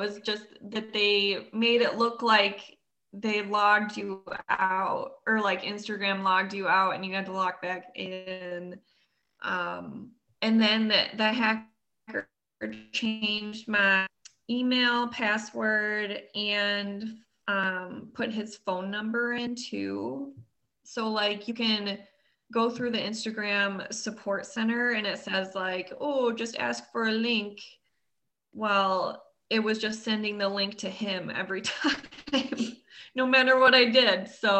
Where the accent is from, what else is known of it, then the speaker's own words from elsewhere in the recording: near Madison, Wisconsin, United States; super close, like 20 minutes away from Madison.